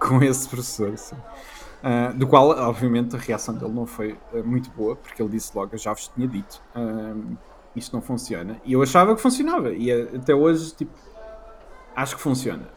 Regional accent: Leiria, Leiria District, Portugal; moved away; cresci em Leiria, portanto, não era Lisboa nem Porto

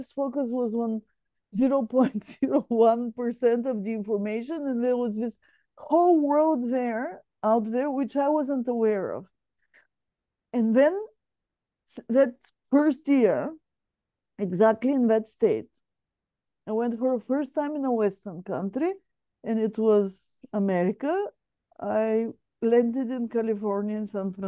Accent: Bulgaria; moved away as an adult; So I come from, my home country is Bulgaria

